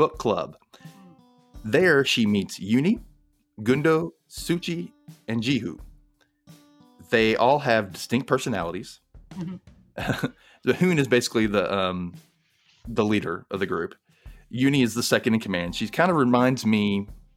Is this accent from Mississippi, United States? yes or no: yes; Mississippi, United States; I grew up in Mississippi, a gay kid in Mississippi.